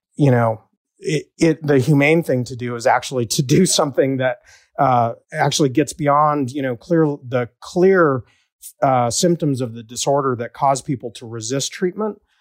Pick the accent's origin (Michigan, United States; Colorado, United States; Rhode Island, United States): Colorado, United States; Denver; I was born and raised in West Denver by a single mom